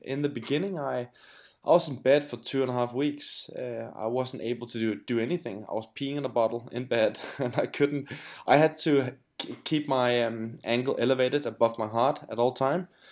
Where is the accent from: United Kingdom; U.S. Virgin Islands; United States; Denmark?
Denmark; I'm from Denmark, I'm Danish